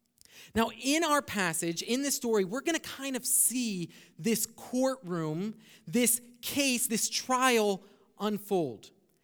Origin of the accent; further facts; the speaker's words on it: Brazil; English is a second language; now in United States; Now, when I came up from Brazil, some of the first times, and we didn't really have a TV in Brazil, but we had one here in the States